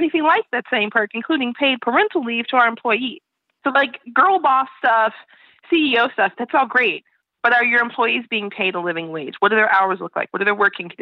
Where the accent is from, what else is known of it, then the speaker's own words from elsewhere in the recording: Chicago, Illinois, United States; I'm from Chicago